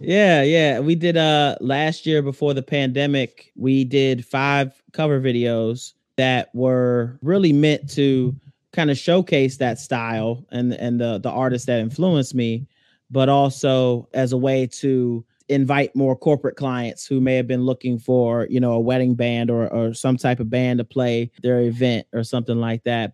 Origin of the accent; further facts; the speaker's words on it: Alexandria, Virginia, United States; I'm originally from Alexandria, Virginia, you know, which is ten minutes from D C.